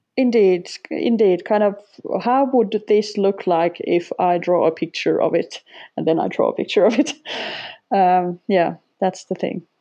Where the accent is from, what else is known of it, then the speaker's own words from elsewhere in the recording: Finland; first language Finnish; English is a second language; also born or lived in Sweden; Finnish is my native tongue